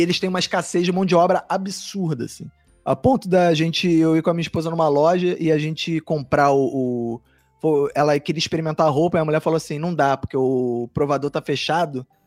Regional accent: Brazil; eu falei que era do Brasil

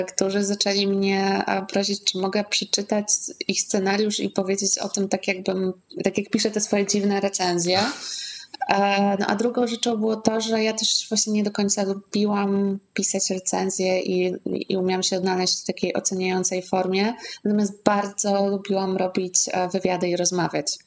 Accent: Zamość, Lublin Voivodeship, Poland; w Zamościu, skąd pochodzę

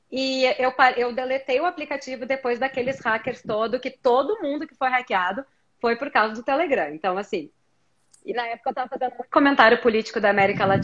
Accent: Brazil; a minha sorte foi que eu cresci no Brasil e que as coisas que eu gostava não eram tão populares no Brasil.

